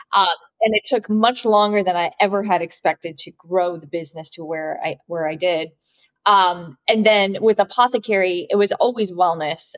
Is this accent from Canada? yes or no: yes; Vancouver, British Columbia, Canada; moved away as an adult; also born or lived in New York; my parents were Japanese immigrants and they moved to Vancouver in Canada. So, I was actually born and raised in Canada